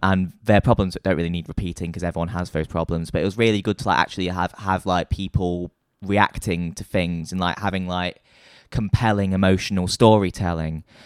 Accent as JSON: {"language": "English", "town": "Nottingham", "region": "East Midlands", "country": "United Kingdom", "moved": "as an adult", "lives_now": "London, United Kingdom", "said": "I'm from Nottingham, and I moved to London in two thousand and twenty-two."}